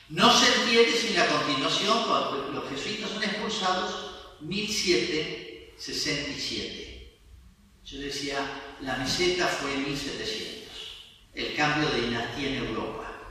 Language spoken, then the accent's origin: Spanish; Argentina